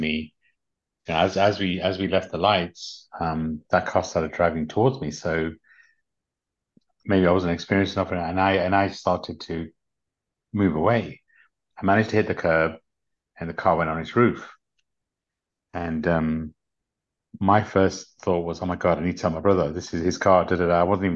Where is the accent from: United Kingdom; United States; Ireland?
United Kingdom; Leicester, East Midlands; accent: English; also born or lived in London; I grew up in London, in the UK. Actually, I grew up in an area called Leicester in the UK